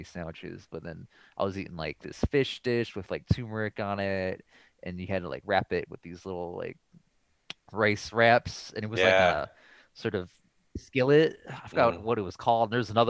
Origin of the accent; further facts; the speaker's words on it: Ohio, United States; growing up in the Midwest in Ohio, the only Asians I really saw were my own family members.